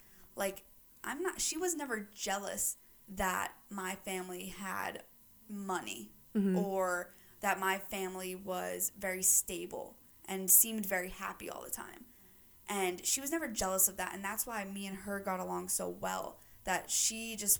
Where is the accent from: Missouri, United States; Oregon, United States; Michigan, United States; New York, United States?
New York, United States; She came from the Bronx in New York, and I'm from Westchester, which is like a little preppy town kind of.